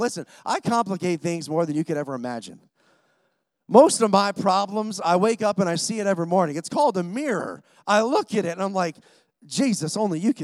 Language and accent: English; Rochester, New York, United States; I'm from Rochester, New York